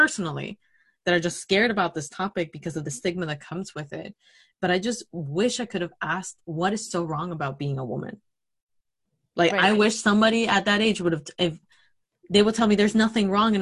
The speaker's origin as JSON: {"language": "English", "country": "Mexico", "tie": "born or raised there", "moved": "yes", "said": "I grew up in Mexico"}